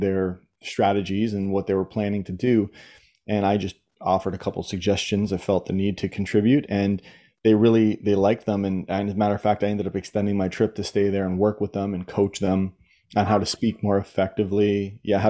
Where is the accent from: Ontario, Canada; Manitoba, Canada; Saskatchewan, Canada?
Ontario, Canada; Southern; I grew up in Southern Ontario, and I went through the Ontario school system